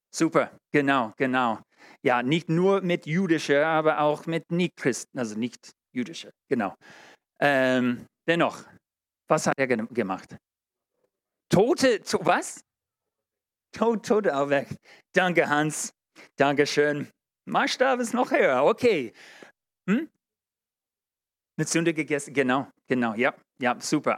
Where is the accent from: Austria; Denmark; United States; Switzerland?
United States; German is a second language; now in Germany; Ich als Amerikaner